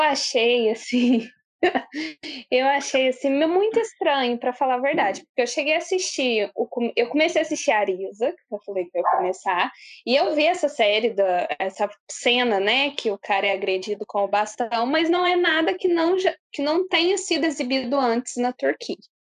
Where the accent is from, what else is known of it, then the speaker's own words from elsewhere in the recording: Brazil; como brasileira